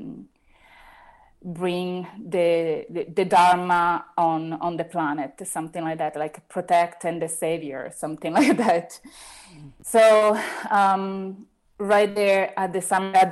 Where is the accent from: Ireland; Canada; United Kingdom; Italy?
Italy; English is a second language; also born or lived in Rome; I was the only Italian in that specific moment